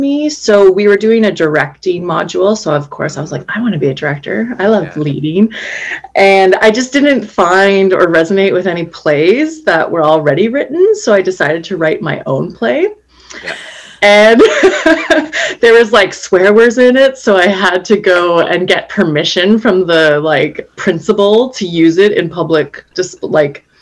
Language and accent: English; Calgary, Alberta, Canada; moved away as an adult; also born or lived in Medicine Hat, Alberta; now in Vancouver, Canada; I grew up in Alberta. I was born in Medicine Hat, and when I was 7 years old, moved to Calgary and was there on and off between the two cities growing up